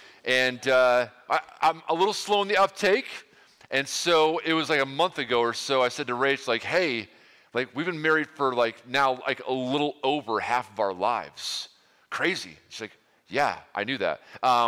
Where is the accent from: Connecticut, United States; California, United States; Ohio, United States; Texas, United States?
Ohio, United States; I hail from Ohio a long time ago today, and here we are now.